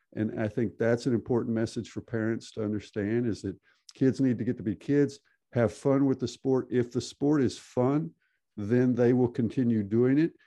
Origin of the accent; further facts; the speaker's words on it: Texas, United States; moved away as an adult; also born or lived in California / Arkansas; now in Norway; I'm from Texas originally, born born in California, grew up in Texas and in Arkansas, so southern United States